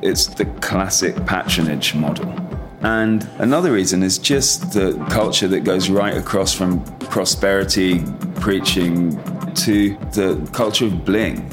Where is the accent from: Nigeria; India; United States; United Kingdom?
Nigeria; now in Port Harcourt, Nigeria; I grew up in Nigeria, went to my mother's school. My mother was English but moved over here when she was 22 with my father, who was Nigerian.